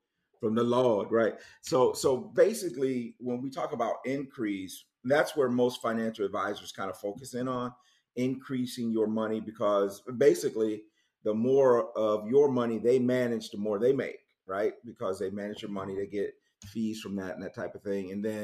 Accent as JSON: {"language": "English", "town": "Muskegon", "region": "Michigan", "country": "United States", "tie": "born or raised there", "also_born_or_lived": "Kalamazoo, Michigan / Jackson, Michigan", "moved": "as an adult", "lives_now": "Charlotte, United States", "said": "I grew up in Muskegon and then went to Western Kalamazoo, where I met my wife, and then lived in Jackson."}